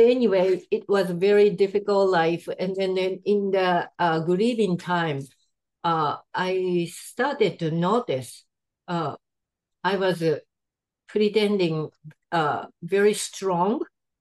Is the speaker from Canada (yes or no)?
no; Japan; English is a second language; moved away as an adult; now in United States; I'm from Japan.